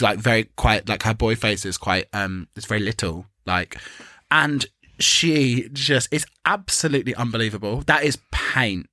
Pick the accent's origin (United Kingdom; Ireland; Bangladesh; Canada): United Kingdom; England; we're English